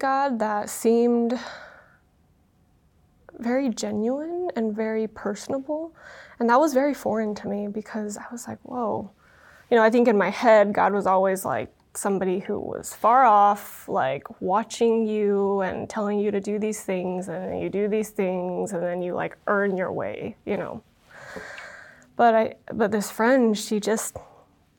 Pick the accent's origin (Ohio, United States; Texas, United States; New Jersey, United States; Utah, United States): Utah, United States; first language Vietnamese; English is a second language; growing up in Utah, I was very much exposed to the LDS culture